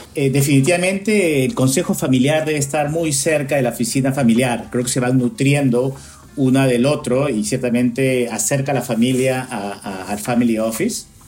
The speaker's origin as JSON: {"language": "Spanish", "country": "Peru", "moved": "yes", "lives_now": "United States", "said": "yo soy peruano que vivo acá en Estados Unidos hace mucho tiempo"}